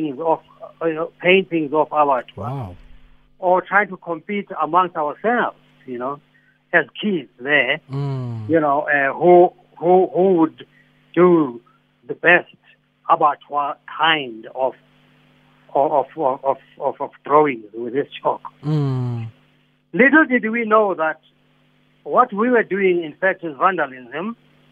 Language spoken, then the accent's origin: English; Johannesburg, Gauteng, South Africa; But I grew up in Soweto, at first in Dobsonville. No, sorry, first in Orlando East, and then later in Dobsonville.